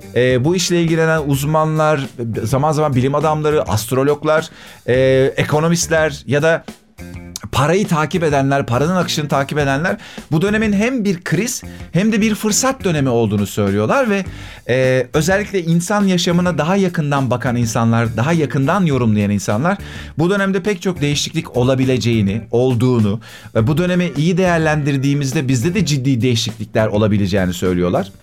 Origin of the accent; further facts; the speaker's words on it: Akyazı, Sakarya, Turkey; moved away as an adult; also born or lived in Adapazarı / Eskişehir; now in Istanbul, Turkey; Ben Akyazı'da büyüdüm.